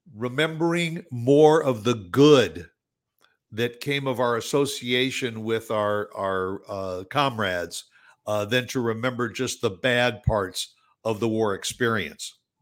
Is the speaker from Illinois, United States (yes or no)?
yes; Chicago, Illinois, United States; I am from the Chicago area